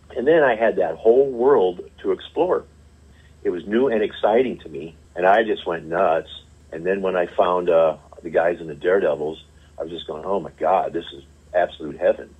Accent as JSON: {"language": "English", "town": "St. Louis", "region": "Missouri", "country": "United States", "tie": "born or raised there", "also_born_or_lived": "Springfield, Missouri", "said": "I was the kid who grew up in St. Louis"}